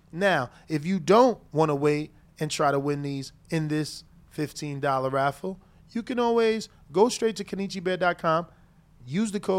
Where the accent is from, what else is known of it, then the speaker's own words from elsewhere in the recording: Alabama, United States; I'm from Alabama.